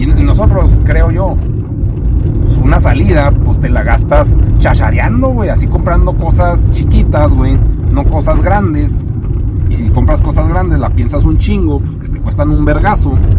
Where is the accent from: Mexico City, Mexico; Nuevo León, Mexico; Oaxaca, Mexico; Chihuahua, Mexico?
Chihuahua, Mexico; aquí vivo